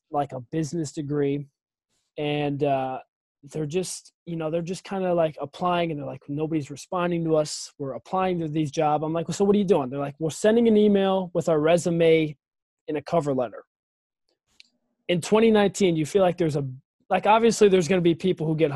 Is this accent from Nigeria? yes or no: no; Cleveland, Ohio, United States; I'm from Cleveland.